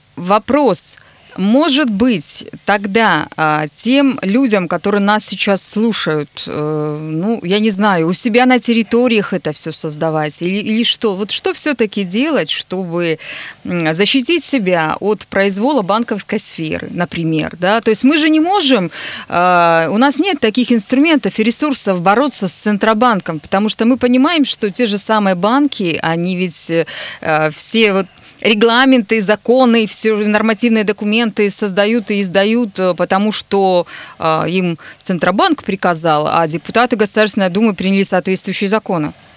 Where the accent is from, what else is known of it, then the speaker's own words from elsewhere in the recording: Nizhny Tagil, Sverdlovsk Oblast, Russia; now in Yekaterinburg, Russia; Нижний Тагил, мой родной город